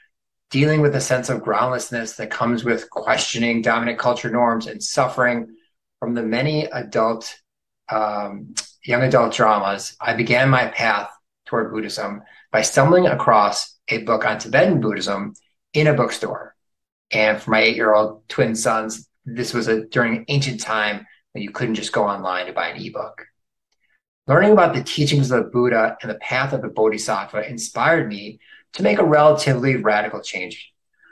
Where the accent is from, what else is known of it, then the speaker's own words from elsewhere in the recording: outside of Chicago, Illinois, United States; moved away as an adult; also born or lived in Boston / South Florida; now in Chapel Hill, United States; I grew up outside of Chicago